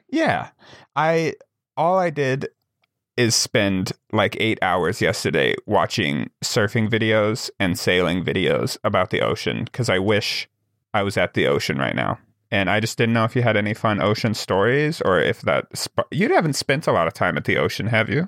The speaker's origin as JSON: {"language": "English", "region": "Wyoming", "country": "United States", "tie": "born or raised there", "said": "growing up in Wyoming"}